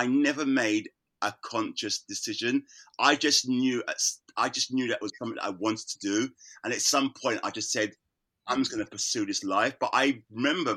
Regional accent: London, United Kingdom; I was born in London. I was born in Islington.

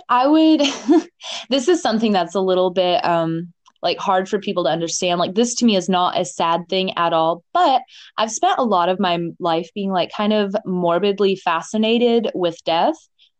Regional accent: Coral Springs, Florida, United States; I was from the Parkland, like Coral Springs, Miramar, Coconut Creek area.

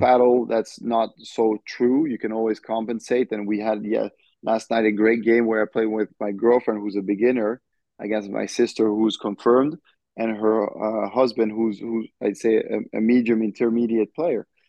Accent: France; now in United States; representing France, you know, hmm. representing mm. my home country

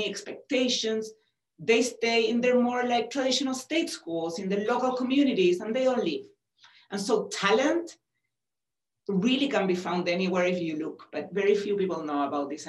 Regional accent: Chile; accent: Chilean; moved away as an adult; also born or lived in New Mexico; now in United States; I come from Chile, but I was born in the US. My father was Italian, and I was raised in Chile

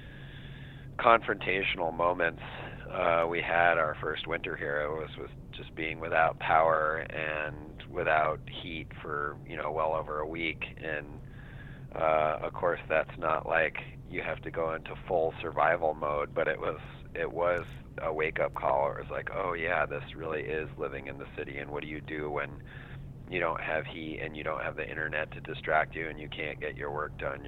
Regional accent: Santa Fe, New Mexico, United States; born or raised there; now in Vashon, United States

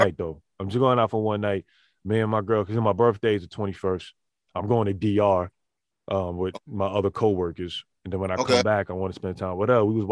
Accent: New York City, New York, United States; I'm from the Bronx

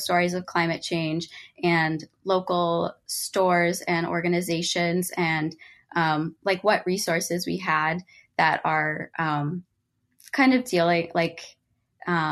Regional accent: Rochester, Minnesota, United States; I'm from Rochester, Minnesota.

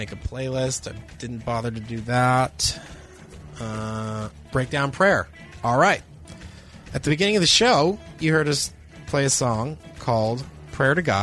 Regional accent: Cape Cod, Massachusetts, United States; moved away; my hometown of Cape Cod, Massachusetts

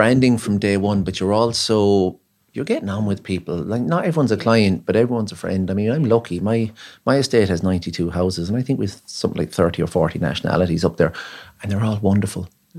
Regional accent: Ennis, County Clare, Ireland; now in Cork, Ireland; Well, I'm from Ennis and I moved to Cork 20 years ago.

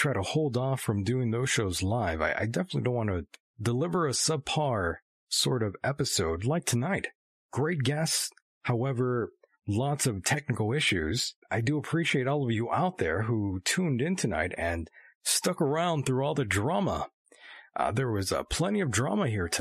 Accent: California, United States; my home state of California

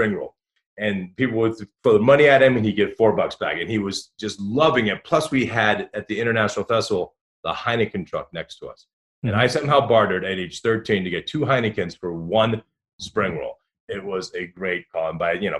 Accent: Dayton, Ohio, United States; also born or lived in Newport Beach, California; I grew up in Dayton, Ohio

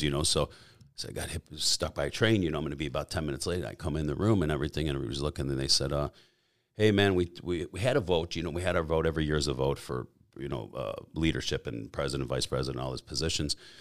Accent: a suburb of Chicago, Illinois, United States; I was born and raised in a suburb of Chicago, uh, uh in Illinois, uh, a town called Elsop

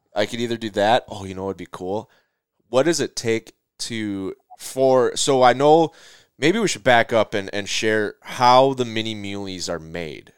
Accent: Minnesota, United States; I'm from Minnesota

